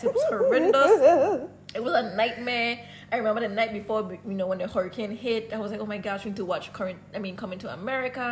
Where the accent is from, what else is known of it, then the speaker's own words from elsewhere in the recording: Dominican Republic; I was born in Dominican mm-hmm. Republic